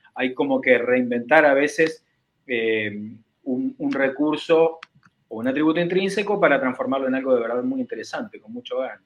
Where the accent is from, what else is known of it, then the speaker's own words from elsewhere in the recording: Uruguay; yo siendo uruguayo